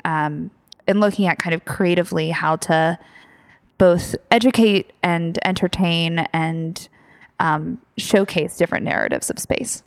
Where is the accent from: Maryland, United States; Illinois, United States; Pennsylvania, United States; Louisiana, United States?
Pennsylvania, United States; Philadelphia; moved away; also born or lived in London; I'm obviously from Philadelphia, and so there was some there was definitely obviously strong personal ties here